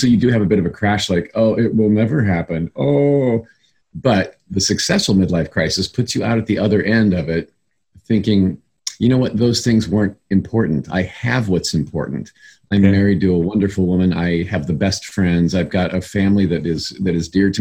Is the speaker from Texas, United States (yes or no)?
no; Indiana, United States; moved away; back in my home state of Indiana, where I come from.